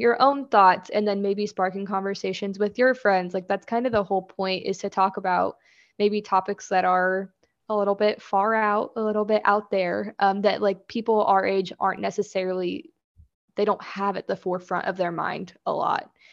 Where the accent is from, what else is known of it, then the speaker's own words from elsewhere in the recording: Kansas, United States; also born or lived in Florida / Seattle; I, born and raised in Kansas, have lived here almost my entire life